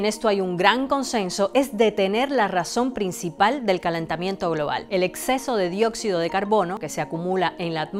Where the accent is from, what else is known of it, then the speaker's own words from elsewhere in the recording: Argentina; me indignó que acá en mi país, en Argentina, nadie estaba hablando de esto, ni en mi escuela, ni en los medios de comunicación